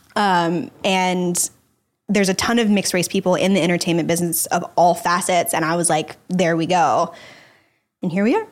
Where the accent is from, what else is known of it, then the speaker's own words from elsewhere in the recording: Dallas, Texas, United States; now in Los Angeles, United States; I grew up in Dallas, Texas